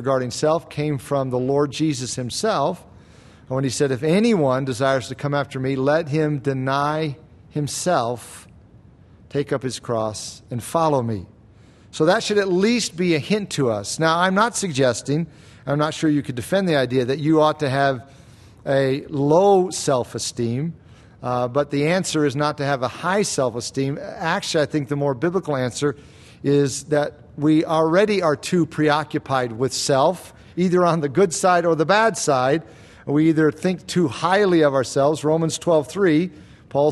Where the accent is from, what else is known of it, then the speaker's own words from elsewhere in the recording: United States; we're American